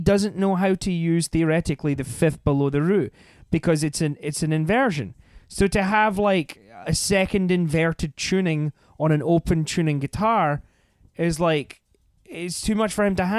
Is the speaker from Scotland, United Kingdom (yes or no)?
yes; Scotland, United Kingdom; Like I'm Scottish, I could do Sean Connery